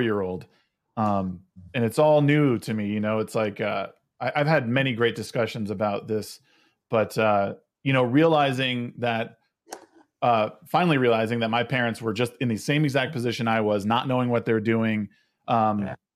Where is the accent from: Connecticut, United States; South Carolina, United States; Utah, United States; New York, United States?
Connecticut, United States; I come from Connecticut, but uh, I, I got a lot of crap growing up because um, I was a, I was a Yankees fan